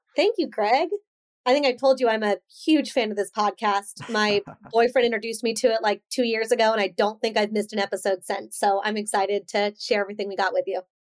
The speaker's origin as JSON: {"language": "English", "town": "Coronado", "region": "California", "country": "United States", "tie": "born or raised there", "said": "being raised in Coronado, you're constantly surrounded by, you know, Navy SEALs training"}